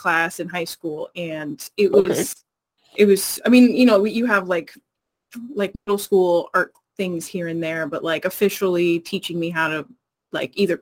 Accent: Bay Area, California, United States; I'm from the Bay Area originally

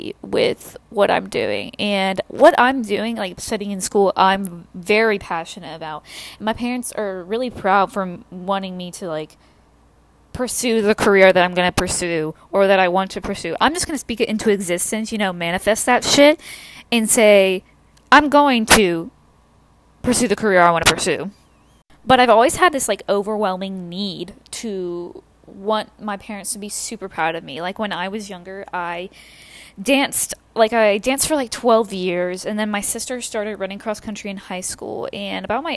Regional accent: the South, United States; I'm from the South

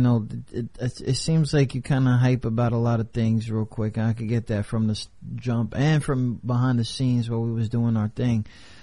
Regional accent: New York, United States; Your boy's from New York

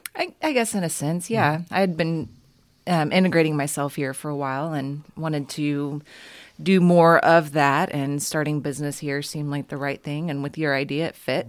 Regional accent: Houston, Texas, United States; also born or lived in San Marcos, Texas; when I was growing up in Houston

